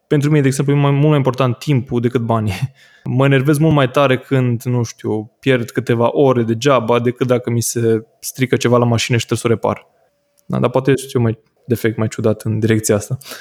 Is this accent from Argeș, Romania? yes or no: no; Oradea, Bihor County, Romania; în partea asta a țării, în Norvesc, unde sunt eu din Oradea